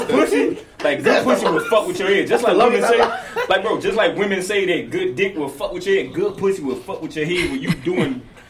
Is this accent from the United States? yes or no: yes; Arkansas, United States; accent: country; English is a second language; also born or lived in Nigeria; we grew up in Arkansas, so we were, like, they thought we was more Americanized.